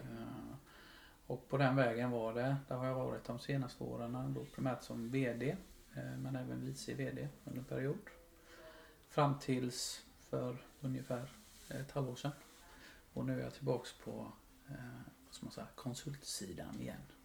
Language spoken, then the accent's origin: Swedish; Huskvarna, Jönköping County, Sweden; Jag är ju en smålänning, uppfostrad och eh, uppväxt i Huskvarna.